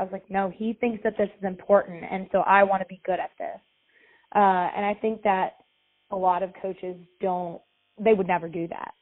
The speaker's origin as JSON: {"language": "English", "town": "Tuscaloosa", "region": "Alabama", "country": "United States", "tie": "born or raised there", "said": "so I grew up in Tuscaloosa, Alabama, where the University of Alabama is"}